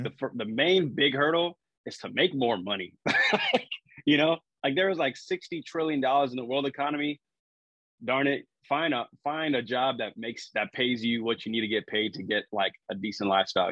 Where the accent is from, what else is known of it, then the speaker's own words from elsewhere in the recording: San Antonio, Texas, United States; now in Corpus Christi, United States; I grew up in San Antonio, Texas